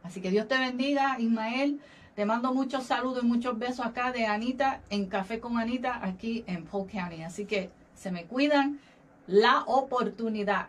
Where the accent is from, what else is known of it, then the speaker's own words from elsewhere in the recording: Puerto Rico; now in Florida, United States; nuestro país, de nuestro país natal, Puerto Rico